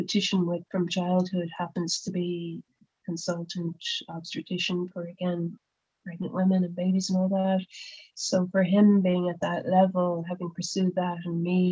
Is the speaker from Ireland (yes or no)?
yes; Cork, Munster, Ireland; also born or lived in Dublin; when I came back to Cork again after my time in Dublin